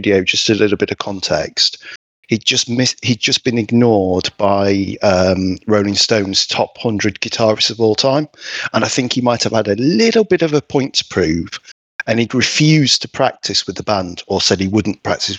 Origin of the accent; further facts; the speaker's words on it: England, United Kingdom; We're English.